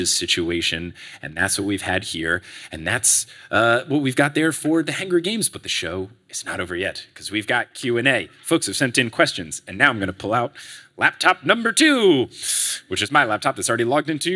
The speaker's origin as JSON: {"language": "English", "region": "New Jersey", "country": "United States", "tie": "born or raised there", "said": "I was growing up in New Jersey"}